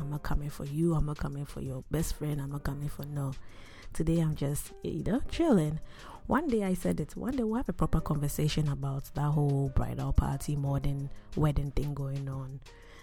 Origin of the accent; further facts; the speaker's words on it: Akuapem, Eastern Region, Ghana; I am Christian before I am Ghanaian, before I am Ekuyapim